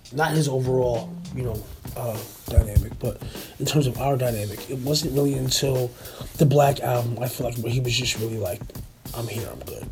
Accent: New Jersey, United States; growing up in Jersey and being a music nerd in general

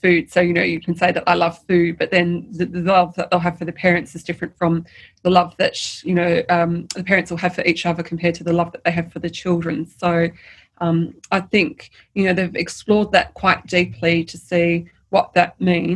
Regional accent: Tasmania, Australia; now in Sydney, Australia; I'm from Tasmania

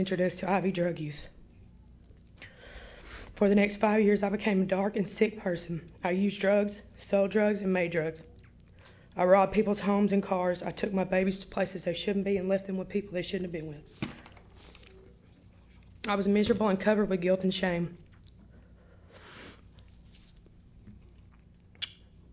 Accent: Jonesboro, Arkansas, United States; I was born on September 19, 1985 in Jonesboro, Arkansas

